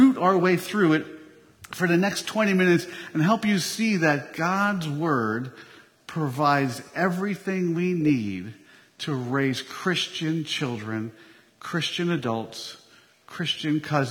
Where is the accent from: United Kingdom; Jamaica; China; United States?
United States; Philadelphia, Pennsylvania; moved away; I'm from the East Coast. I'm from the Philadelphia area